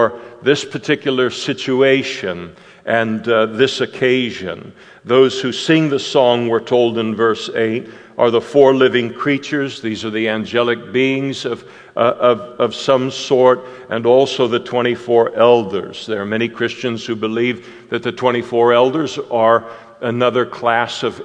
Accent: Scotland, United Kingdom; I'm a Scot through and through

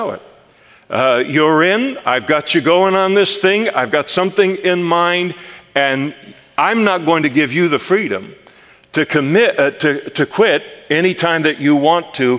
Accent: Napa, California, United States; also born or lived in Henderson, Nevada; now in Modesto, United States; I was born in Henderson, Nevada, but raised in my childhood and youth and young adult life in Napa, California

